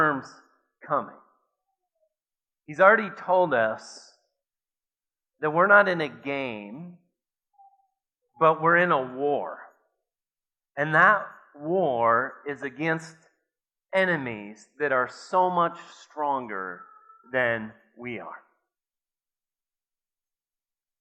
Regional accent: Watertown, South Dakota, United States; growing up in Watertown, South Dakota, I went to Grant Elementary School

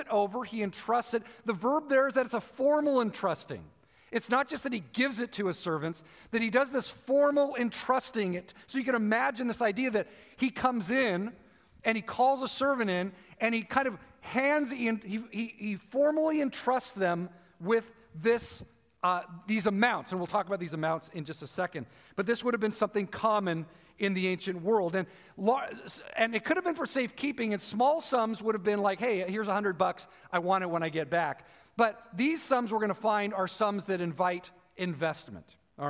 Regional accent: United States; as an American

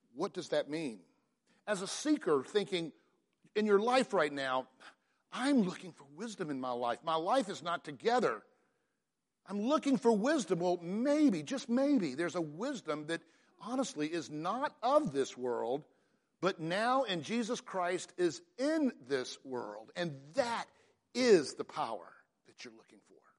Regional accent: Atlanta, Georgia, United States; I grew up in Atlanta in the Buckhead region

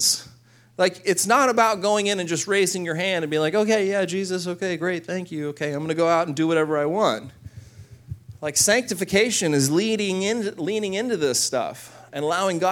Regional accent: Corpus Christi, Texas, United States; my hometown in Corpus Christi

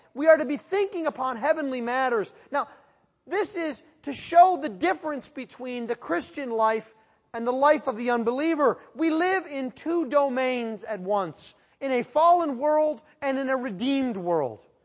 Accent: Western New York, United States; growing up in Western New York

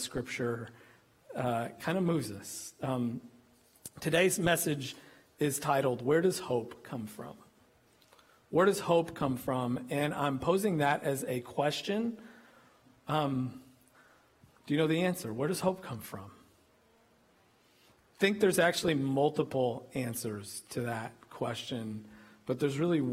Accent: Illinois, United States; also born or lived in Kentucky; now in Texas, United States; This boy from Illinois

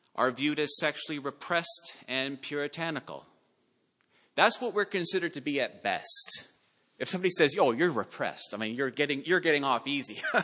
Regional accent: Canada; we live in this world as Canadian Christians

